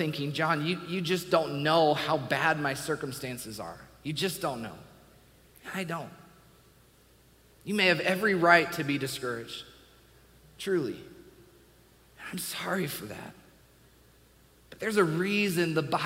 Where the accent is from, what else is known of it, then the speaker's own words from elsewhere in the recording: Washington, United States; I grew up in Washington State.